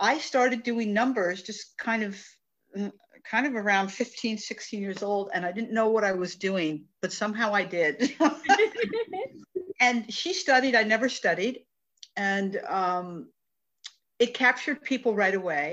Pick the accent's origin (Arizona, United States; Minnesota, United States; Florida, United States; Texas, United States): Arizona, United States; Tucson; I was born and raised in Tucson, Arizona